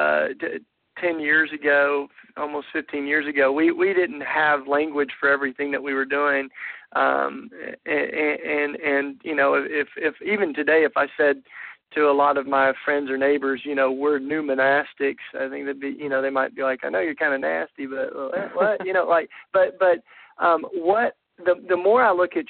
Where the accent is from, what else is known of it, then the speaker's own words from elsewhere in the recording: the Bible Belt in the South, United States; much of the Christianity that I grew up raised in the Bible Belt in the South